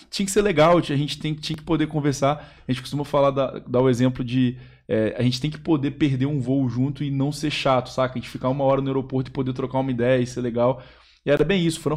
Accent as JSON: {"language": "Portuguese", "region": "Espírito Santo", "country": "Brazil", "said": "Pedro é capixaba, eu sou capixaba também."}